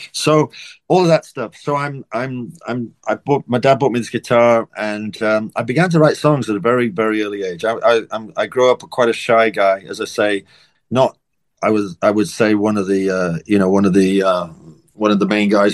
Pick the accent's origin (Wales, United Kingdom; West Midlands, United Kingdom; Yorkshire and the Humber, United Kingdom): Wales, United Kingdom; I'm from Wales in the UK